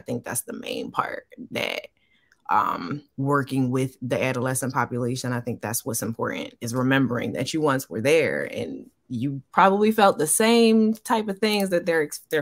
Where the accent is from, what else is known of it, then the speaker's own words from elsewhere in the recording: Philadelphia, Pennsylvania, United States; moved away as an adult; now in Georgia, United States; originally, I'm actually from Philadelphia. I moved to Georgia. It'll be 7 years in August.